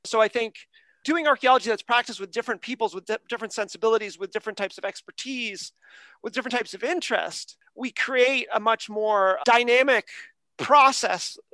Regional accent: United States; now in Canada; I'm from America. I live in Canada now

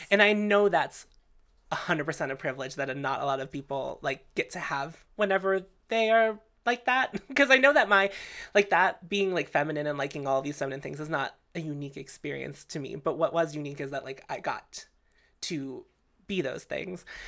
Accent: Canonsburg, Pennsylvania, United States; I grew up in Cannonsburg

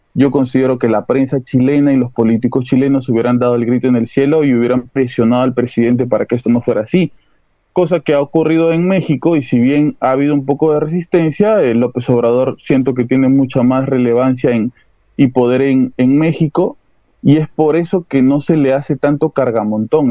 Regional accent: Peru; somos los peruanos

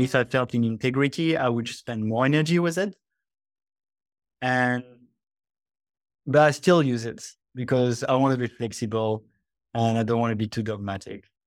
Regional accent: France; moved away as an adult; also born or lived in Australia; now in Bali, Indonesia; I grew up in France in a pretty athe-, atheist con-

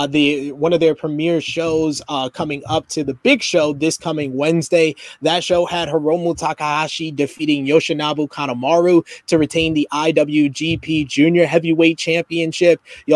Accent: United Kingdom; because I'm this British kid who has done it on the indie shows

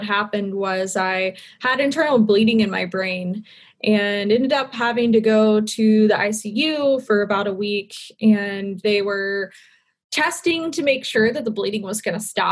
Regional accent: Charlotte, North Carolina, United States; also born or lived in Seattle / Wilmington, North Carolina / Miami; I grew up in Charlotte, North Carolina

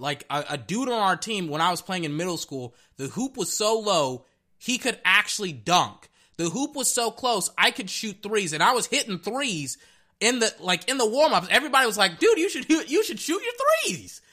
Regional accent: Texas, United States; I'm from Texas

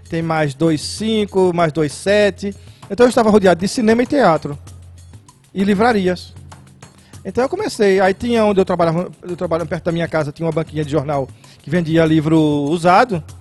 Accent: Pernambuco, Brazil; É, porque eu, era de, eu sou de Pernambuco e aqui é, se dizia servir o exército.

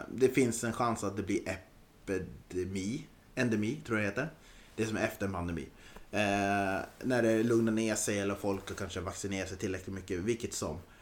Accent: Östersund, Jämtland, Sweden; moved away; Jag är norrlänning

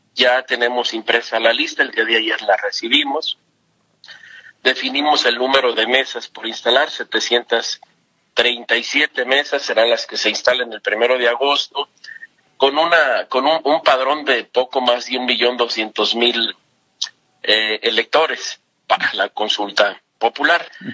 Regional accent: Mexico; como mexicanas, como mexicanos, que nos podamos manifestar

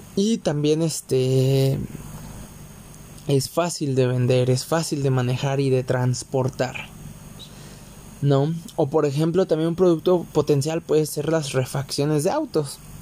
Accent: Mexico; aquí en mi país, en México

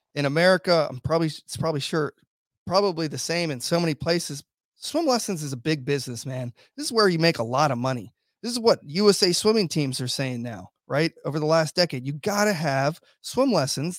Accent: Virginia Beach, Virginia, United States; in my hometown, we got the biggest naval base in the whole entire world.

